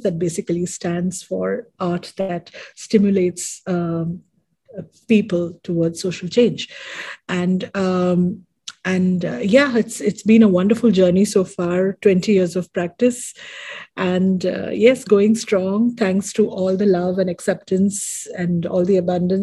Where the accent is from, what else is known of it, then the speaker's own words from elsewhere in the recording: Mumbai, Maharashtra, India; moved away as an adult; now in Dubai, United Arab Emirates; I am born and brought up in India, Mumbai, and right now currently living in Dubai, based in Dubai